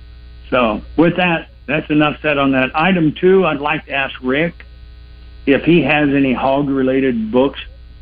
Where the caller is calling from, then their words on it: Arizona, United States; I'm calling from Arizona, and I listen to you guys every day.